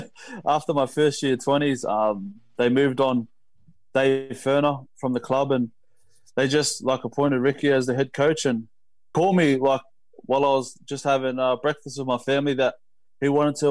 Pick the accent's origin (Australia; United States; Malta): Australia; Canberra, Australian Capital Territory; like, we grew up in Canberra, and then obviously we take different paths